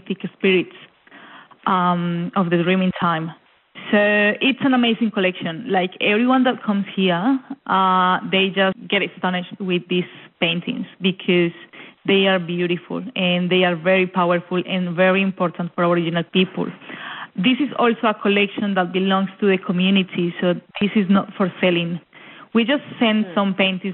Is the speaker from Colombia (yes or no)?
yes; Colombia; moved away as an adult; also born or lived in Melbourne, Australia; now in Warburton, Australia; Colombia, yes, I am from Colombia